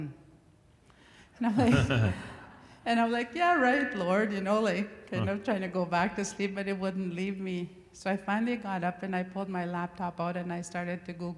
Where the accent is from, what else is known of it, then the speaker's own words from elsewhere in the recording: Gift Lake, Alberta, Canada; I come from Gift Lake, Alberta